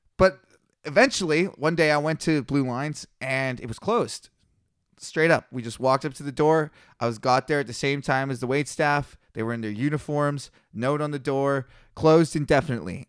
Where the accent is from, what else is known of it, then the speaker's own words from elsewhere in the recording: Kelowna, British Columbia, Canada; I started here in Kelowna, my hometown, born and raised, local legend